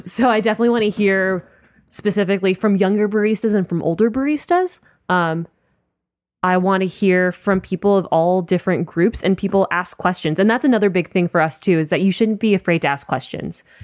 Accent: Miami, Florida, United States; moved away; when I go home to Miami, which is where I'm from

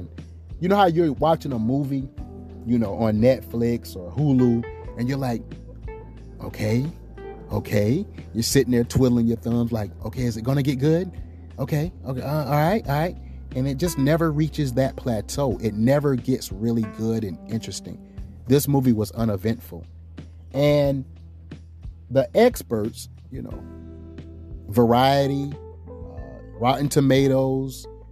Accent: United States; we as African American people

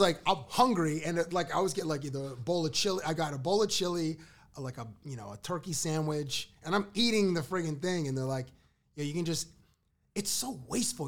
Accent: Toronto, Ontario, Canada; also born or lived in Cambridge, Ontario; I'm from Toronto. I moved to Cambridge when I was twelve.

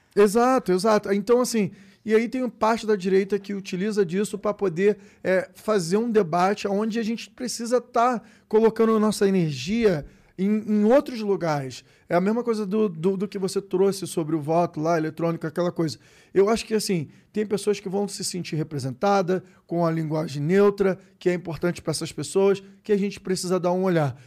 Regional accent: Brazil; sou brasileiro, eu sou brasileiro. E favelado

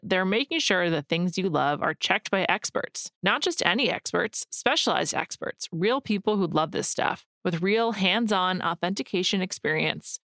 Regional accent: United States; I'm an American

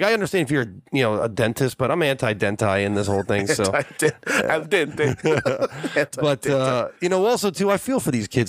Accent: New Jersey, United States; growing up in New Jersey, we grew up in a pretty affluent area there, and there was some New Jersey. We're not about 30 minutes away from Manhattan, so not too far away from people who have to go into the city.

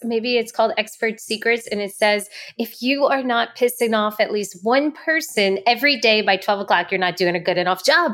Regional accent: New Orleans, Louisiana, United States; Southern Girl here, New Orleans

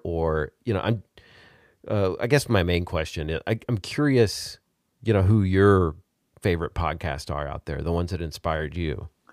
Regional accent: Arkansas, United States; now in Texas, United States; I'm from Arkansas, and, uh, now I live in Texas.

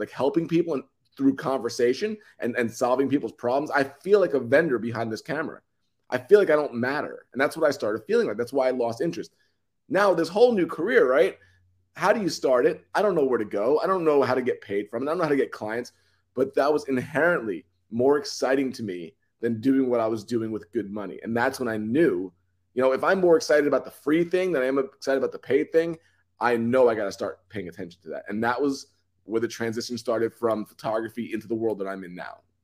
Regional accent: New York City, New York, United States; I come from New York. I'm, I'm originally from Long Island in Queens

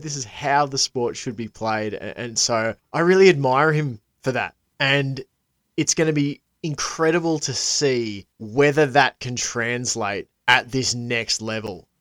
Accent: Australia; as an Aussie

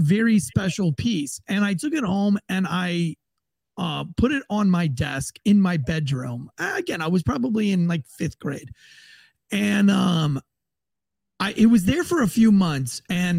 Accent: St. Augustine, Florida, United States; I was born and raised in St. Augustine.

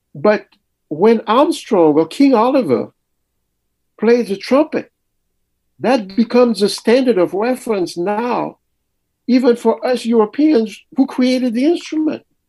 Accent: Mali; also born or lived in Paris, France; now in United States; I was born in Paris, but very early my parents moved back to Mali.

